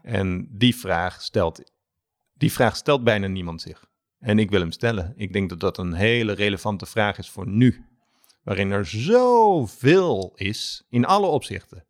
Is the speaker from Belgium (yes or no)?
no; Alphen aan den Rijn, South Holland, Netherlands; moved away; door aan de Rijn, waar ik vandaan kom